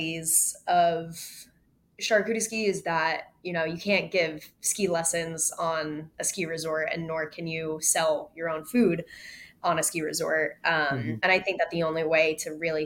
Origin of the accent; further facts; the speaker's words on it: Vermont, United States; My sister and I grew up skiing in Vermont